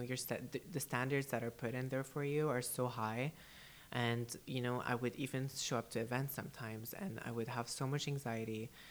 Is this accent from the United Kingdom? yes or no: no; United Arab Emirates; first language English; also born or lived in Canada; I was born and raised here in the UAE